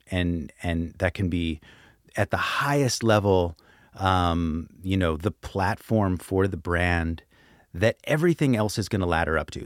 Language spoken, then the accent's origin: English; Brooklyn, New York, United States; my hometown, Brooklyn